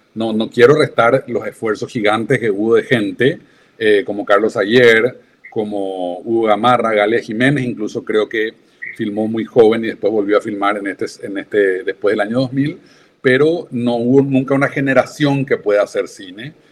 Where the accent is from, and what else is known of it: Paraguay; moved away; also born or lived in London